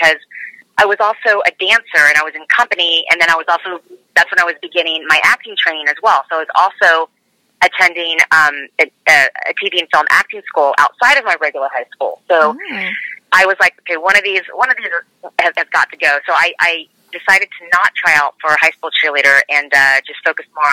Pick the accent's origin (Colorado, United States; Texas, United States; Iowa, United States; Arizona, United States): Texas, United States; Dallas; also born or lived in Tulsa, Oklahoma; I was raised in Dallas, Texas, and grew up there since I was 5 years old. And before that, I was in Tulsa, Oklahoma.